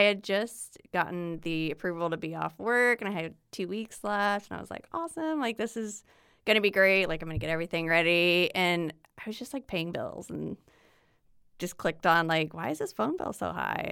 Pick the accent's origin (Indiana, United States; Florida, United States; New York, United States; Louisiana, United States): Indiana, United States; Swayzee; moved away as an adult; now in Indianapolis, United States; I am born and raised in Indiana, grew up in a small town about an hour north of here, the only Swayze in the world